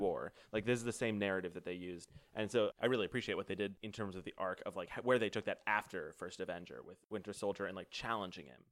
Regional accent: United States; we're American

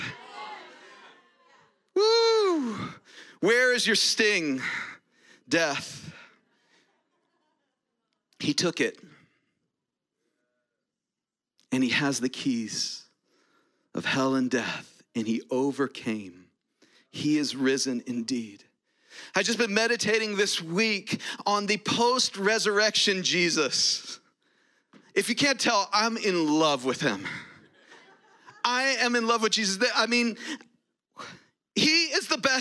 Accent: United States; I'm an American

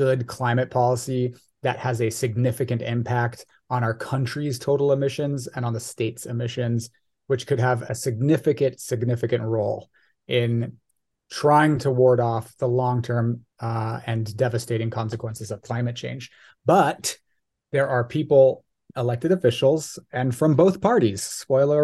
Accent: Irvine, California, United States; I was born and raised in Irvine

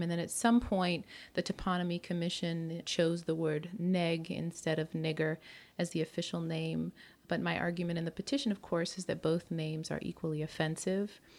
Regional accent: United States; moved away as an adult; now in Montreal, Canada; As an American

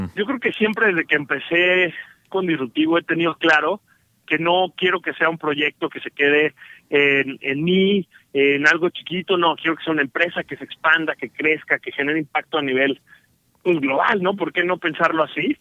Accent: Mexico

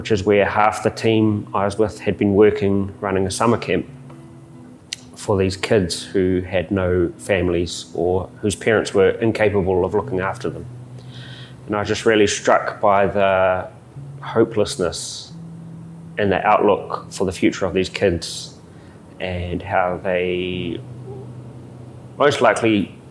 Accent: Hamilton, Waikato, New Zealand; now in Budapest, Hungary; I'm from Hamilton, New Zealand, and I'm currently living in Budapest, Hungary.

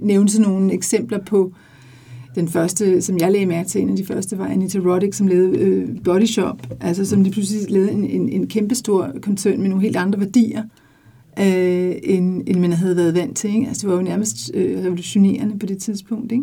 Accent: Denmark; moved away as an adult; Jeg boede mit liv i 24 år i udlandet. Jeg har været så stolt af at sige, at jeg var dansker

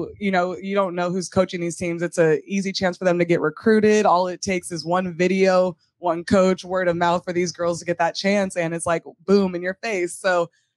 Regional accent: Long Beach, California, United States; I'm from Long Beach, California

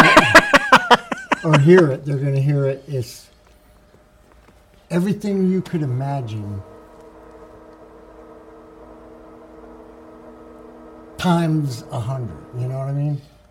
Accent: New York, United States; moved away; I'm from New York, but my grandparents were from New Orleans

